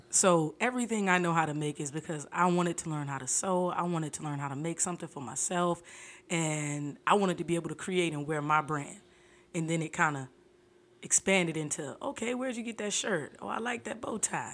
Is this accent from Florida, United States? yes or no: yes; Fort Lauderdale, Florida, United States; I'm from Fort Lauderdale